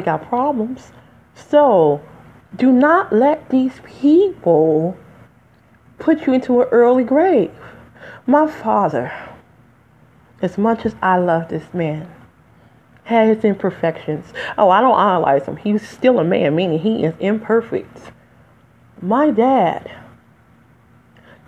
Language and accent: English; Detroit, Michigan, United States; accent: African American; now in New Jersey, United States; I'm from Detroit, by the way. But I live in Jersey today